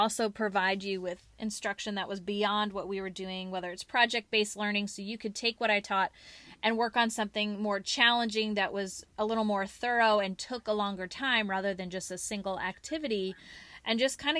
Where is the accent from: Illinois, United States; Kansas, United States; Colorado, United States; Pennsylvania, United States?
Kansas, United States; born there; also born or lived in Washington / Texas / California / Connecticut; now in North Carolina, United States; Well, I was born in Kansas, moved to Washington State, then to Texas, then to California, then to Connecticut, then to New York, then to North Carolina, then to South Carolina, and now we're back in North Carolina.